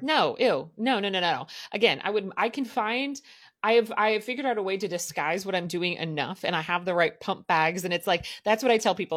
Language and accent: English; Southern Midwest, United States; I grew up in the Midwest, but, like, I'm gonna call it the Southern Midwest